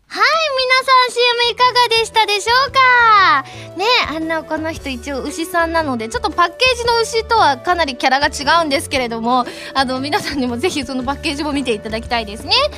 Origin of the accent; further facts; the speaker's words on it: Kansai, Osaka, Japan; moved away as an adult; now in Tokyo, Japan; 私関西人なんですけれども